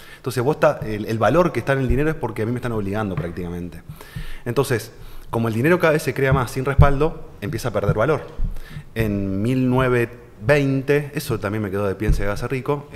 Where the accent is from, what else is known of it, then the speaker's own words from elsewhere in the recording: Santa Fe, Argentina; yo soy de Santa Fe Capital, donde el tres cuartos de la población es empleado público